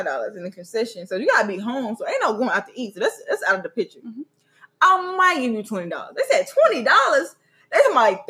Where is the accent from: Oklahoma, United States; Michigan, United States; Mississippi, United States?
Mississippi, United States; I'm very, very old school. I'm from Mississippi